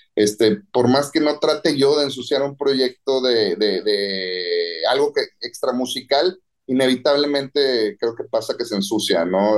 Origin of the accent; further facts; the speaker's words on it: Monterrey, Nuevo León, Mexico; regreso a Monterrey a casa de mis papás